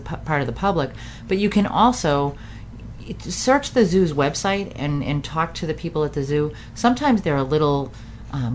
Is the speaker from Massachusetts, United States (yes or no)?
yes; Massachusetts, United States; I'm from Massachusetts